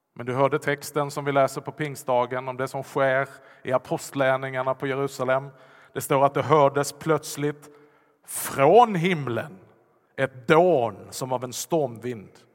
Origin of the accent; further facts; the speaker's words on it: Vollsjö, Skåne, Sweden; accent: Scanian; first language Swedish; jag talar ju skånska. Jag kan tala ännu värre skånska om jag bara lägger till. Jag har växt upp i Vollsjö.